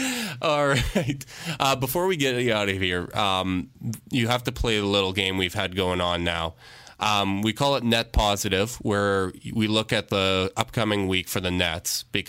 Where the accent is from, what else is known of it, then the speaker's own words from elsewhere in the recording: Canada; I'm Canadian